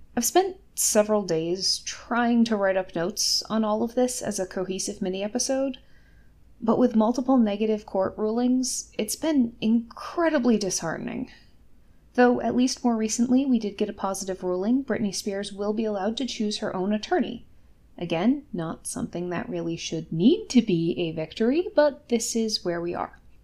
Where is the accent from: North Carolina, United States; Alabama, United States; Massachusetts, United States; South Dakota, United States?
Massachusetts, United States; my home state of Massachusetts